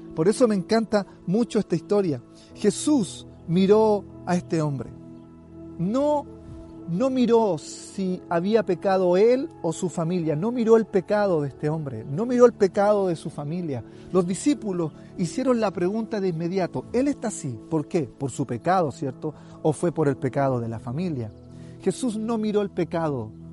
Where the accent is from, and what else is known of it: Chile